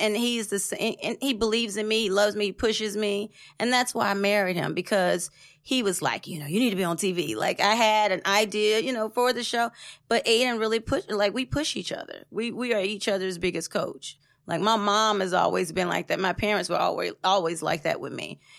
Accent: Tennessee, United States; moved away as an adult; now in Atlanta, United States; I moved to Atlanta, um, from Tennessee

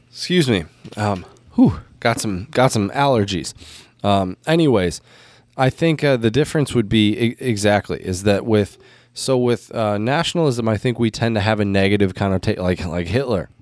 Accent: United States; as an American

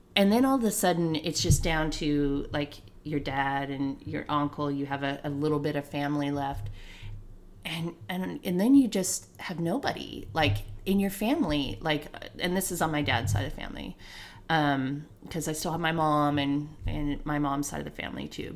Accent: Santa Ana, California, United States; I was raised there in Santa Ana

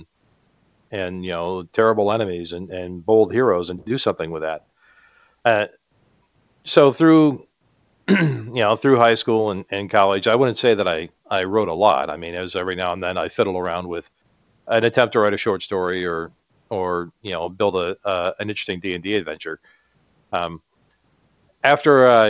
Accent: United States; I'm a Caucasian, I'm an American

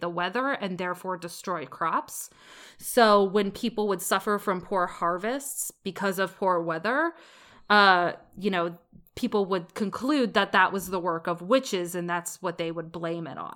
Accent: United States; growing up in America

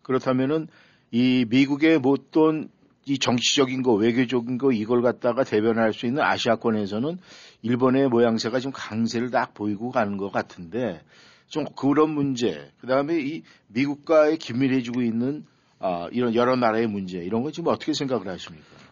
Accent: South Korea; 저도 한국 사람 입장에서

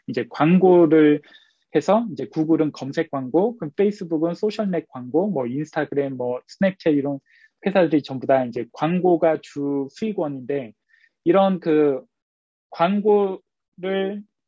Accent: South Korea; moved away as an adult; now in Los Angeles, United States; 한국에서 왔다 보니까 이제 한국에서 미국으로 유학까지 왔는데

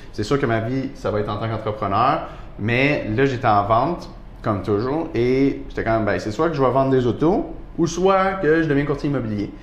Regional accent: Montreal, Quebec, Canada; j'ai grandi dans le fond dans le quartier antique à Montréal

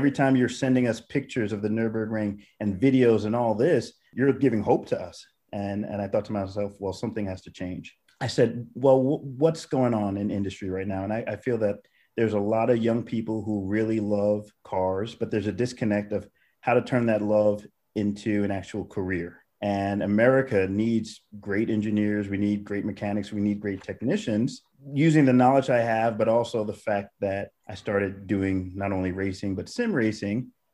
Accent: New York City, New York, United States; moved away as an adult; also born or lived in Germany; I'm originally from New York City

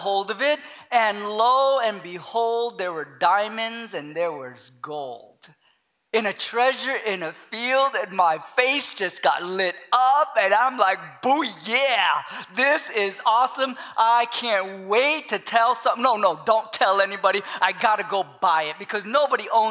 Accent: Long Beach, California, United States; moved away as an adult; also born or lived in Santa Clara, California / Hot Springs, Arkansas; I grew up in Los Angeles, California, in Long Beach, California. And so I'm a city boy just because of how I grew up most of my life

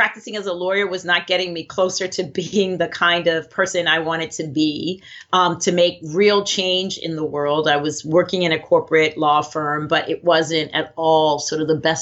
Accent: Baltimore, Maryland, United States; I was brought up actually in Baltimore, Maryland, with amazing parents

